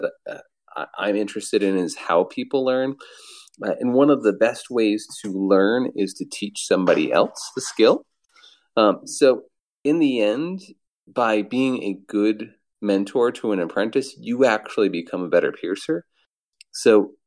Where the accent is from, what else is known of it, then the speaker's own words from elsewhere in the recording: Ann Arbor, Michigan, United States; also born or lived in Providence, Rhode Island; I'm from Ann Arbor, Michigan